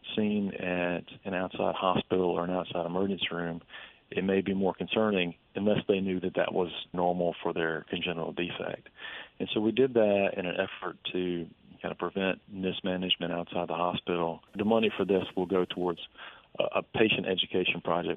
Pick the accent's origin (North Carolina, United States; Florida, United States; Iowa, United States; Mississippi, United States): Mississippi, United States; Vicksburg; my hometown of Vicksburg